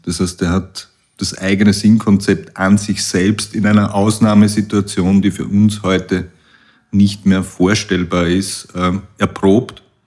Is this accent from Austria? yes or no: yes; Puchberg am Schneeberg, Lower Austria, Austria; Ich komme aus Buchberg am Schneeberg und bin erblich vorbelastet aus der Familie mit, mit Alpinisten aus der Region